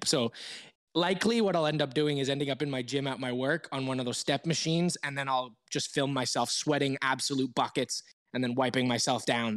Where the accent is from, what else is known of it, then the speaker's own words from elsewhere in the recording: Toronto, Ontario, Canada; now in Switzerland; my hometown of Toronto